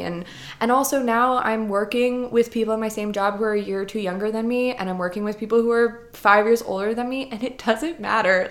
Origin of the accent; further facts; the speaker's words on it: New Jersey, United States; moved away as an adult; also born or lived in Rhode Island; I grew up in New Jersey